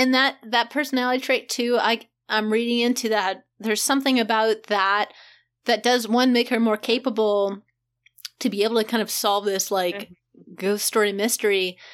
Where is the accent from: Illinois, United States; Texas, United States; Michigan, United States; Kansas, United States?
Kansas, United States; because I'm from Kansas, I'm a Midwestern kid